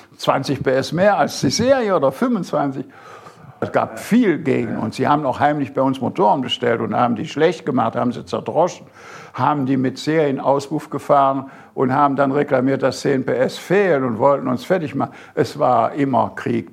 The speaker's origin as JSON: {"language": "German", "area": "Bergisches Land", "region": "North Rhine-Westphalia", "country": "Germany", "tie": "born or raised there", "also_born_or_lived": "Großaspach, Baden-Württemberg", "moved": "as an adult", "lives_now": "Burgstall, Germany", "said": "meine Heimat im Bergischen Land"}